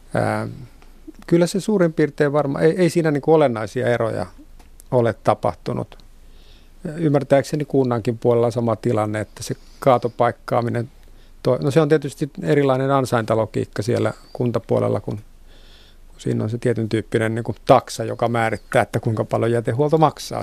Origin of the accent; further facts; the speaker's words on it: Vantaa, Uusimaa, Finland; Vantaan kotiseutuni